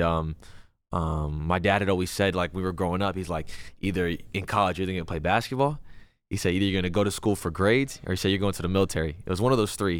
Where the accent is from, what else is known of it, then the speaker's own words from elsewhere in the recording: Los Angeles, California, United States; I was born in L